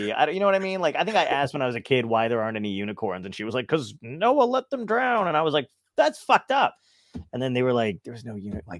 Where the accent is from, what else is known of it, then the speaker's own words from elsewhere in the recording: Brooklyn, New York, United States; You know, I was born in Brooklyn. So I'm from Brooklyn. My whole family is from Brooklyn.